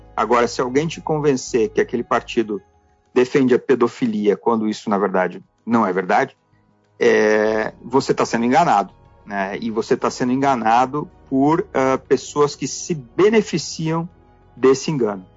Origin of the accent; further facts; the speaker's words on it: Passo Fundo, Rio Grande do Sul, Brazil; nasci em Passo Fundo, no Rio Grande do Sul